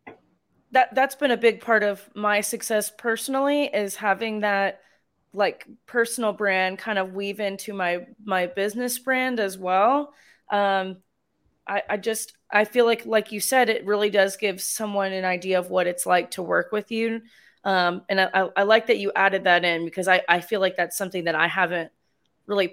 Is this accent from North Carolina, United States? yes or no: yes; North Carolina, United States; now in San Angelo, United States; I'm originally from North Carolina